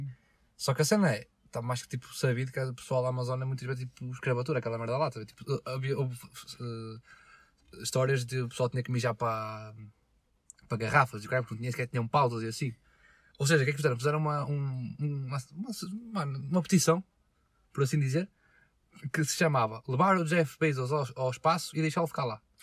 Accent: Portugal; Eu nasci em Portugal

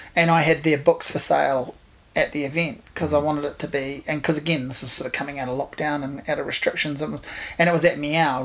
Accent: Hawke's Bay, New Zealand; growing up in Hawke's Bay in the 80s and 90s

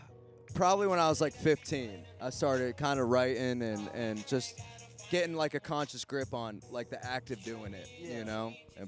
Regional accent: Canton, Ohio, United States; also born or lived in California; now in Nashville, United States; I'm from Canton, Ohio originally, born and raised.

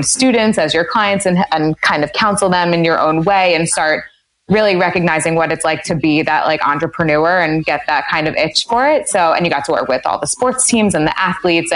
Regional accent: Westchester, New York, United States; also born or lived in Maryland; I grew up in Westchester, New York

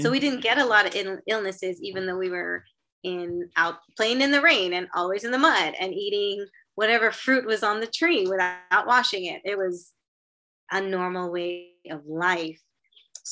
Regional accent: Trinidad & Tobago; growing up in Trinidad and Tobago, if you got sick, grandma would send you to the yard

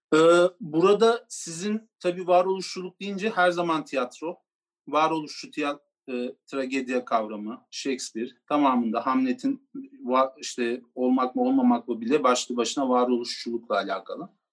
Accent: Turkey; Türkiye'de doğdum ben Gürcü

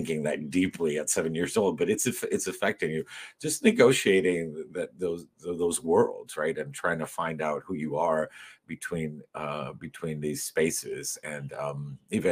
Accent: Miami, Florida, United States; also born or lived in Madrid, Spain / New York / Cuba; Growing up in Miami and in Westchester in particular, when it wasn't completely Cuban in 1972

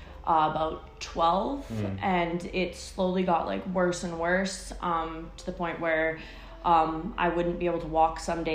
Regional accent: Burnaby, British Columbia, Canada; I have born and raised in Burnaby.

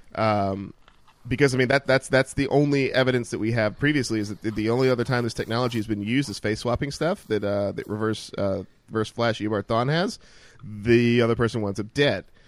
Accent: Mississippi, United States; I grew up in Mississippi and we had trash pickup.

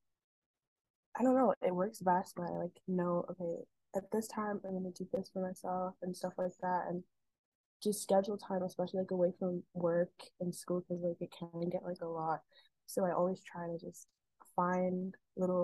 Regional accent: Jamaica; moved away as an adult; now in United States; I'm from Jamaica. I went to school there and everything

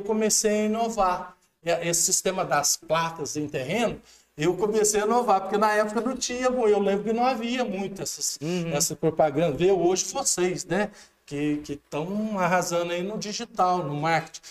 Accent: Alfenas, Minas Gerais, Brazil; Sou, eu sou nascido em Alfenas, é, eh, dia 20 de maio de 1965, às, às 14h25, na Santa Casa de Alfenas

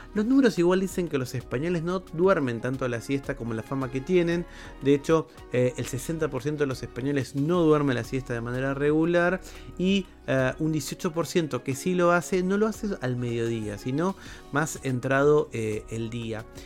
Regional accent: Argentina; En mi país, en Argentina

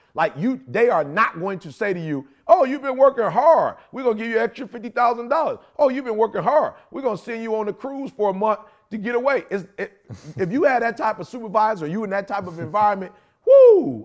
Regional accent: Chicago, Illinois, United States; People know I'm from the Shy. I love Chicago. That's where I was born.

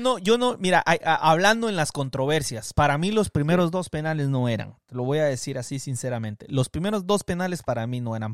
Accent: Guatemala; moved away as an adult; also born or lived in Guatemala City; now in United States; yo crecí en Guatemala, yo me vine a los 27 años, 28 años a los Estados Unidos

